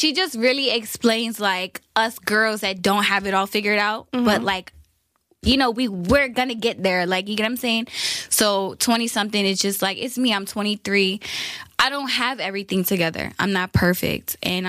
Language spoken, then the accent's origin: English; Brooklyn, New York, United States; Well, me, I'm 23 years old. I'm from Brooklyn, New York. I traveled around the world when I was younger.